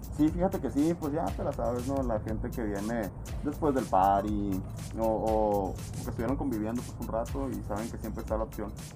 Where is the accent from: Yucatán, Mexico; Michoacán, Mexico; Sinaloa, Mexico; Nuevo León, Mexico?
Sinaloa, Mexico; Culiacán; now in Mexicali, Mexico; Yo no soy de aquí tampoco y, cuando yo no vivía aquí, yo, yo tengo contacto con cali desde el día 1